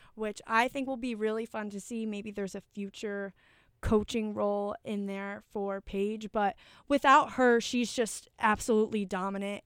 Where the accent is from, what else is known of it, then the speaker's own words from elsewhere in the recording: Manchester, Connecticut, United States; my hometown, Manchester, Connecticut